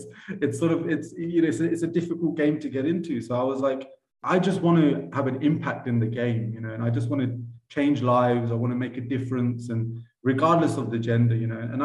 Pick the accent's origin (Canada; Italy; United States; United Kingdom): United Kingdom; Cambridgeshire, East of England; moved away as an adult; now in Uganda; I grew up in Cambridgeshire